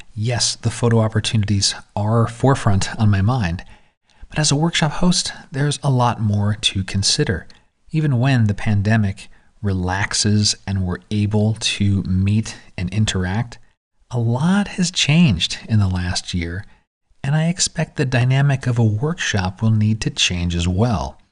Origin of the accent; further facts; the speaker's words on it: San Diego, California, United States; San Diego, my hometown